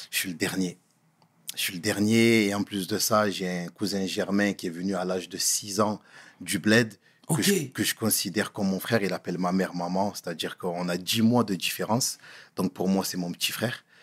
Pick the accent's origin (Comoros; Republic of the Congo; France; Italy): Comoros; voilà, je suis un Comorien. Donc, euh, les coutumes étaient bien évidemment là.